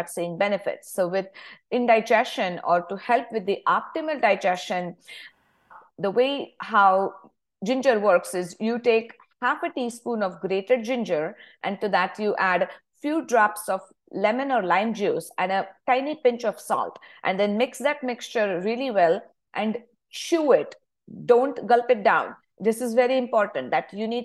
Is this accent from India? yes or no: yes; India; moved away as an adult; I grew up in India, of course. So I still have my roots back in India, even if I am in this country for over 20 years now.